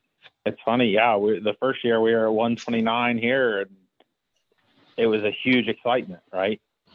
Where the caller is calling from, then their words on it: Portsmouth, Ohio, United States; from Portsmouth, Ohio.